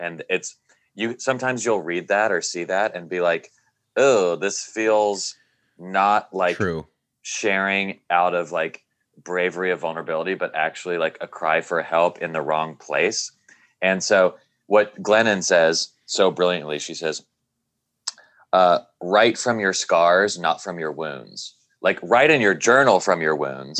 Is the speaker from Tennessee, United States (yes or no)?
yes; Nashville, Tennessee, United States; growing up in Nashville, Tennessee, evangelical Christian and being gay